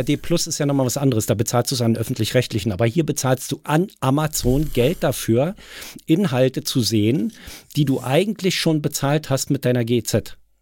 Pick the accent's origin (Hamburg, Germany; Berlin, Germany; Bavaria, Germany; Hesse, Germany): Berlin, Germany; hier bei uns in Berlin